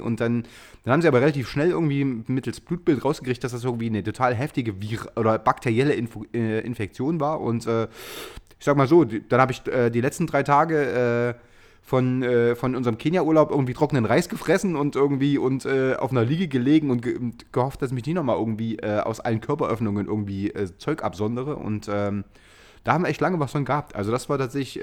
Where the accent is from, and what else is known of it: Chemnitz, Saxony, Germany; born or raised there